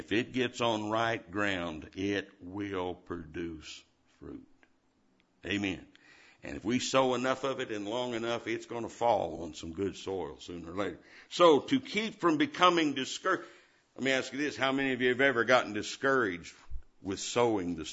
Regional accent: Indiana, United States; I was born and raised in Indiana

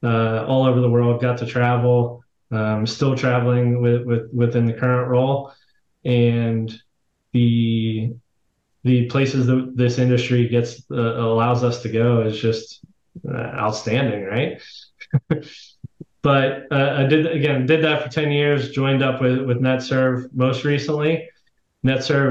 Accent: Pittsburgh, Pennsylvania, United States; I was born and raised in Pittsburgh, Pennsylvania.

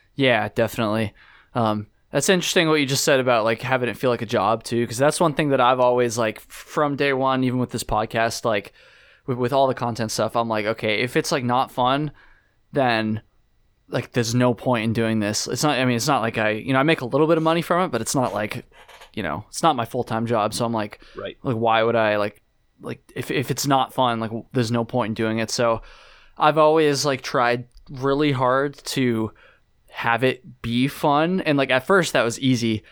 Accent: Jericho, Vermont, United States; I grew up in Jericho

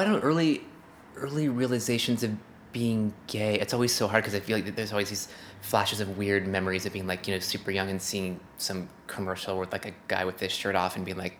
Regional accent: Santa Clarita, California, United States; I'm from the Santa Clarita Valley.

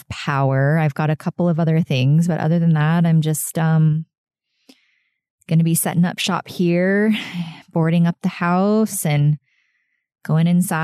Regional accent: Sarasota, Florida, United States; my hometown of Sarasota, Florida

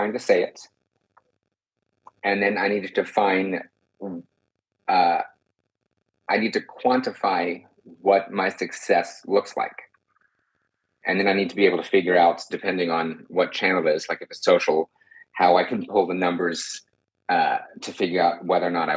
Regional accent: Texas, United States; I also was born and raised in Texas

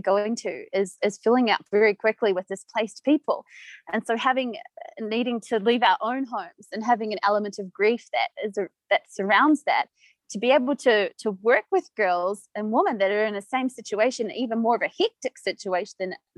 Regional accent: New Zealand; moved away as an adult; now in Pemba, Mozambique; I'm from New Zealand

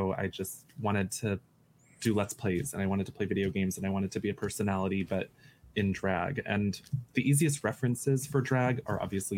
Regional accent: United States; I'm American and I won't apologize.

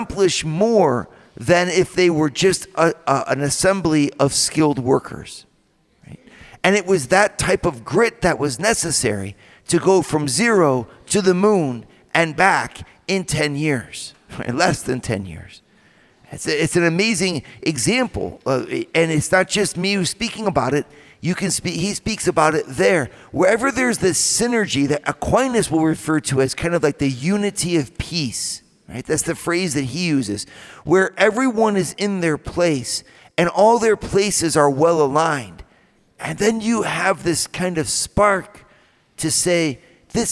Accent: Toledo, Ohio, United States; Went to a Catholic school, a Central Catholic High School in Toledo. And that's my hometown too

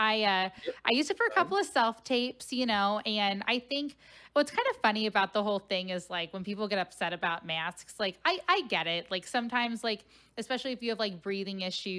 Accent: Cincinnati, Ohio, United States; It's my hometown

